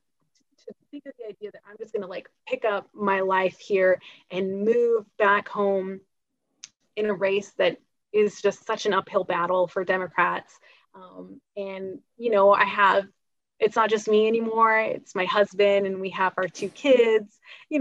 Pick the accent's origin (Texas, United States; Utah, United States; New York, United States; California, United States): Utah, United States; born or raised there